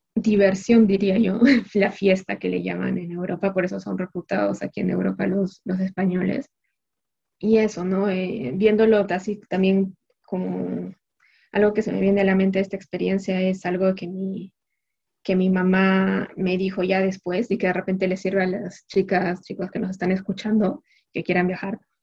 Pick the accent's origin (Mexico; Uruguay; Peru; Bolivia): Peru; moved away as an adult; now in France; nosotros como peruanos